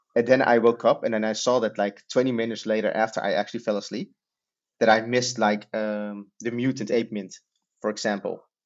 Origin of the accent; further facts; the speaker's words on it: Netherlands; we're from the Netherlands